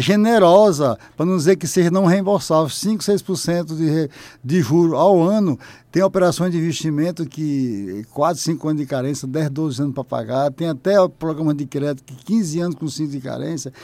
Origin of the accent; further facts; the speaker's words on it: Oeiras, Piauí, Brazil; moved away; enquanto piauiense, que estou retornando